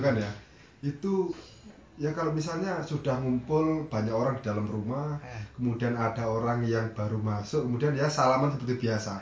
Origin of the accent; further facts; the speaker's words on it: Lampung, Indonesia; moved away as an adult; also born or lived in Surabaya; saya kelahiran Lampung